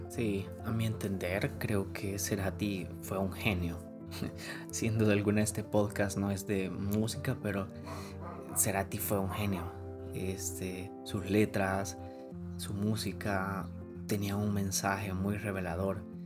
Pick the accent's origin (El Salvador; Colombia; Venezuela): El Salvador; como salvadoreños